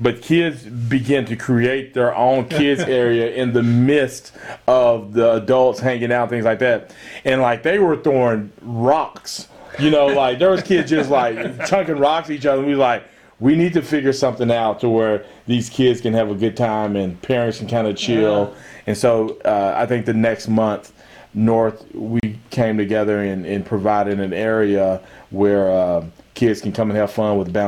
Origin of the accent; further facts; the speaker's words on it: Guthrie, Oklahoma, United States; I grew up in Guthrie